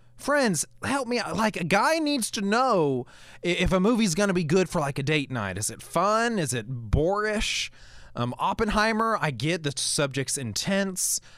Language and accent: English; United States; also born or lived in Cullman, Alabama; now in Alabama, United States; I come from Maryland, D C, Virginia area